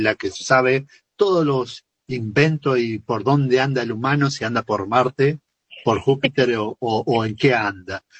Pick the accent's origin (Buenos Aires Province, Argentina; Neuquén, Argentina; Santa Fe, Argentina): Santa Fe, Argentina; Tostado; moved away; Tostado, mi pueblo